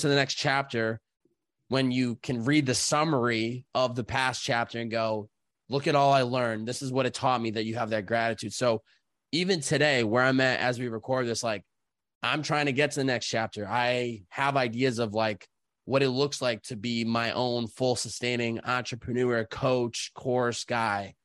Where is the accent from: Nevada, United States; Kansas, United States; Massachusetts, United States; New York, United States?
Massachusetts, United States; Chicopee; I grew up, uh, Chicopee, Massachusetts